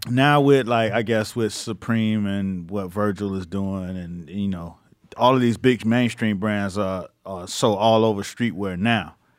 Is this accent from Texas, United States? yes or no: no; Miami, Florida, United States; now in New York, United States; where I'm from in Miami